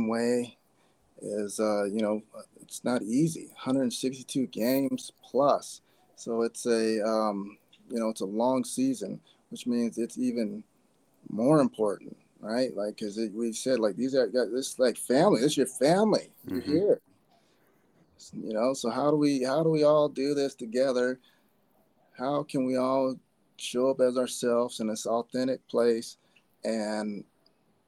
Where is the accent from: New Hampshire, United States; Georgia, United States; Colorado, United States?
Colorado, United States; Fort Collins; I'm from Fort Collins, Colorado. I was born in Fort Collins